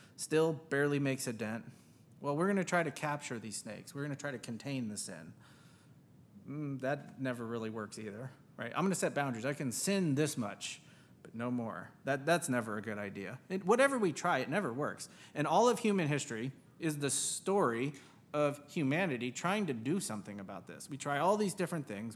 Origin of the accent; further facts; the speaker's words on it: San Francisco, California, United States; I grew up in San Francisco